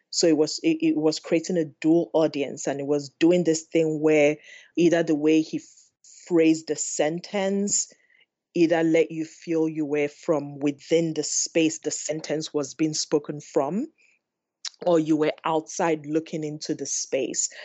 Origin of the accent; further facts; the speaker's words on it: Enugu, Enugu State, Nigeria; moved away as an adult; now in Los Angeles, United States; growing up in Enugu, I think of my summers in the village with my grandmother.